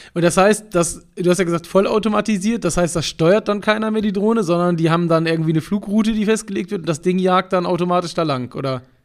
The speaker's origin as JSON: {"language": "German", "region": "Hamburg", "country": "Germany", "tie": "born or raised there", "said": "Hamburg, meiner Heimatstadt"}